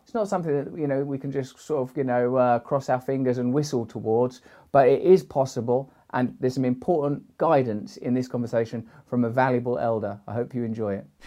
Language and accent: English; United Kingdom; I'm British.